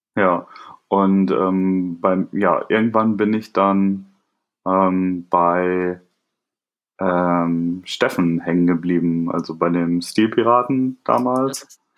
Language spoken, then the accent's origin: German; a small village near Bielefeld, North Rhine-Westphalia, Germany; ich komme nicht aus Hamburg, sondern ähm, bin in einem kleinen Dorf in der Nähe von, äh, von Bielefeld äh, aufgewachsen